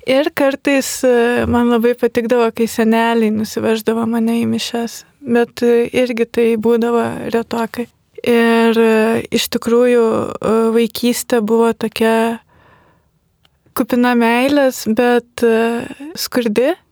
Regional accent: Lithuania; aš esu iš Kulupienų, tai yra gan netoli pakutuvenų kaimo esanti gyvenvietė.

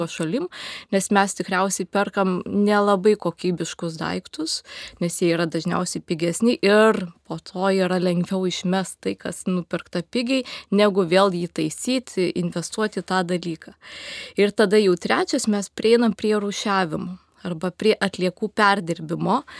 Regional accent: Lithuania; mes, lietuviai

